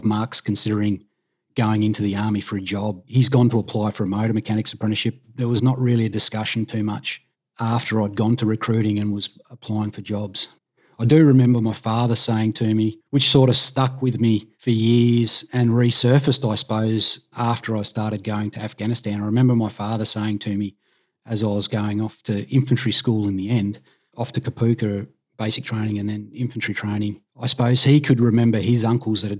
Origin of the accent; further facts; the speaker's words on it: Tasmania, Australia; moved away as an adult; I grew up in Tassie, so didn't really leave the state at all, really, until I joined the Army